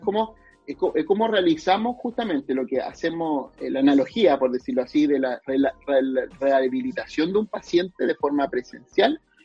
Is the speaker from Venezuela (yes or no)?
no; Chile; yo soy un orgulloso de Chile